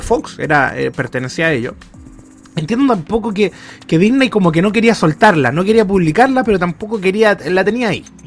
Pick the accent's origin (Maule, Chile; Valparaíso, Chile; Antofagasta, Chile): Antofagasta, Chile; Tocopilla; Desde niño, desde cabro chico. Desde Tocopilla